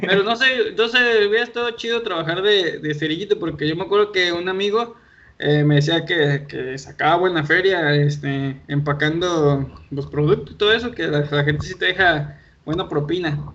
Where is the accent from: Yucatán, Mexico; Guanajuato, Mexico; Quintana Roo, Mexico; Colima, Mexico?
Colima, Mexico; Él desde Querétaro, yo aquí en Colima, pero los dos somos de aquí de Colima y aquí nos conocimos